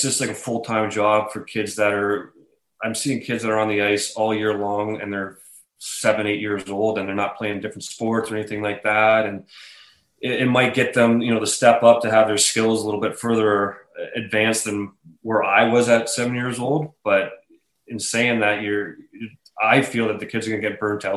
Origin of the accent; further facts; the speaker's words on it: Oakville, Ontario, Canada; my hometown in Oakville, which is just outside of Toronto, about 30 minutes west of Toronto. I played all my minor hockey there